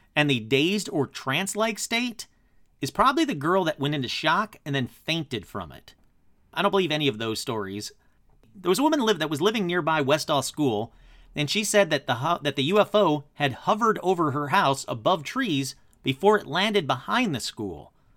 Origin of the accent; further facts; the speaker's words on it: Michigan, United States; my home state of Michigan